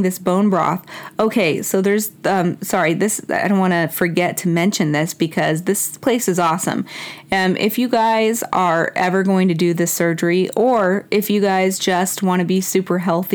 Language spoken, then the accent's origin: English; Mexico; moved away; I was born in Mexico